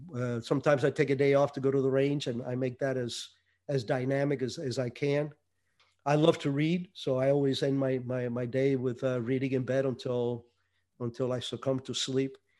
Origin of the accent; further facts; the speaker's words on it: Hialeah, Florida, United States; also born or lived in Cuba; me growing up in Hialeah